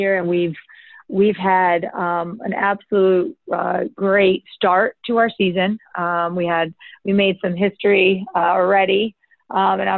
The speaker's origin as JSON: {"language": "English", "town": "Rochester", "region": "New York", "country": "United States", "tie": "born or raised there", "also_born_or_lived": "Baltimore County, Maryland", "said": "I grew up in Rochester, New York, not far from here"}